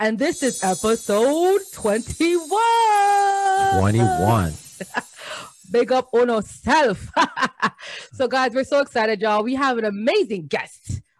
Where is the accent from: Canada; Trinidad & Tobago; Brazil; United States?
Trinidad & Tobago; moved away; in Trinidad, all we got was basketball games and only MJ games.